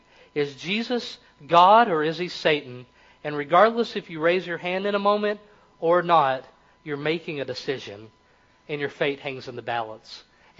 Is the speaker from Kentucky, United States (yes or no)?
yes; Kentucky, United States; accent: Kentucky; Or in my place, it discovers that I am from the country. I talk, I sound like I'm from Kentucky.